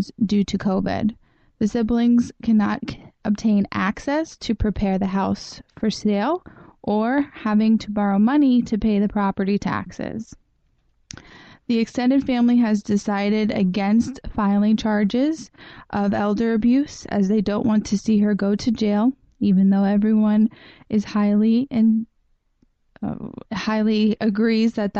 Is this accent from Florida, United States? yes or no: yes; Fort Lauderdale, Florida, United States; also born or lived in New York; now in Long Beach, United States; I'm originally from Fort Lauderdale, Florida, but I've been in New York for over 10 years.